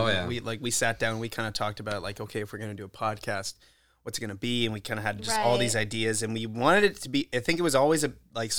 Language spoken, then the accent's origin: English; Kingston, Ontario, Canada; I'm from Kingston, born and raised.